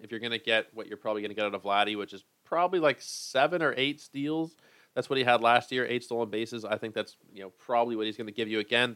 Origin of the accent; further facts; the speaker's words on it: Toronto, Ontario, Canada; I am from Toronto.